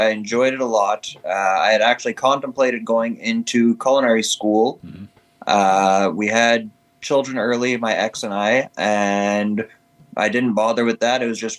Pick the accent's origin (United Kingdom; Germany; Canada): Canada; Pine Falls, Manitoba; also born or lived in Winnipeg; I was born and raised in Pine Falls.